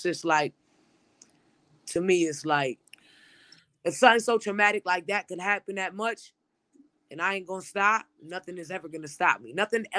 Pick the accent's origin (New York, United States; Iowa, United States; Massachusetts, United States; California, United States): Massachusetts, United States; Springfield; also born or lived in Chicopee; I am from Springfield, Mass. I grew up half in Springfield, half in Chicopee, Mass.